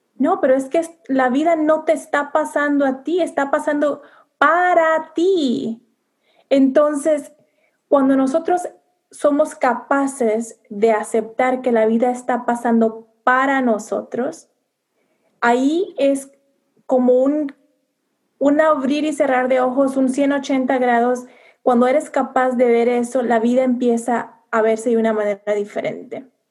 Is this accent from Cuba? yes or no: no; Mexico; first language Spanish; now in United States; siendo mujer latina viviendo en Estados Unidos, realmente me siento muy orgullosa de mis raíces, de mis costumbres, de mi gastronomía mexicana